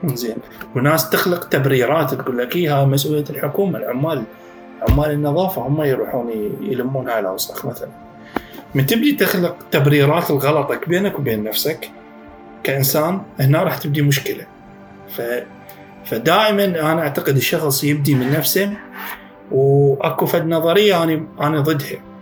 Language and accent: Arabic; Iraq; عندنا بالعراق